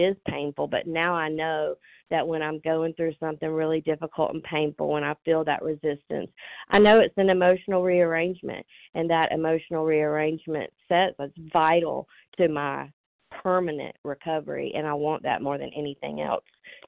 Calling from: Georgia, United States; I'm calling from Georgia.

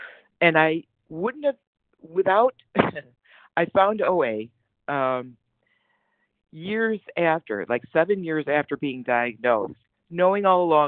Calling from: New Jersey, United States; I'm calling in from New Jersey.

